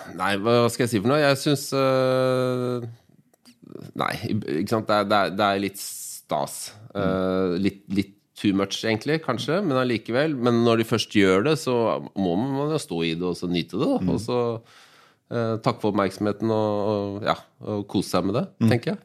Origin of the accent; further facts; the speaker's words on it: Oslo, Norway; jeg, er født og oppvokst i Groruddalen